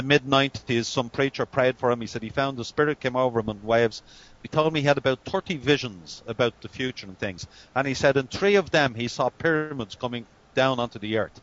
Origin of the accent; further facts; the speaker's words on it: Ireland; we're Irish